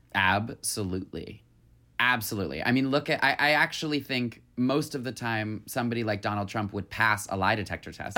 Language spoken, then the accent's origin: English; Michigan, United States; I'm from Michigan.